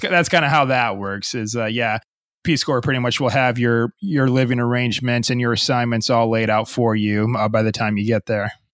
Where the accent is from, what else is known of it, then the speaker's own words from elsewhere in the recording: United States; also born or lived in Gambia / Japan; growing up in a Western uh, country like the United States